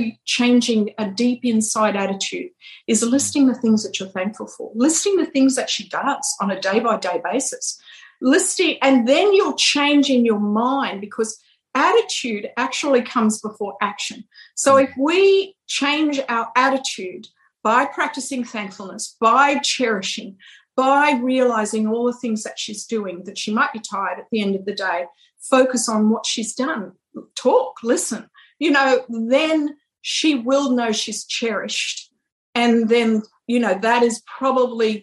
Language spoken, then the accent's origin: English; United Kingdom; now in United States; we're more British culture